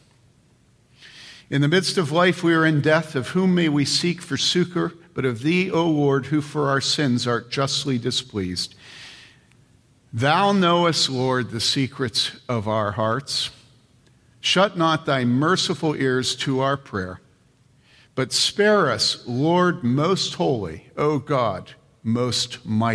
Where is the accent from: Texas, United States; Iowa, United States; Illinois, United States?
Illinois, United States; Wheaton; when Mary Lee and I were growing up in Wheaton